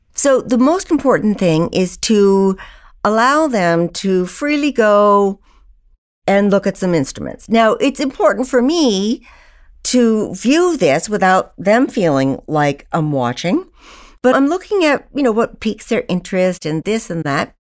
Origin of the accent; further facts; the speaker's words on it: Old Bennington, Vermont, United States; I grew up in Old Bennington, Vermont, in a family of seven educators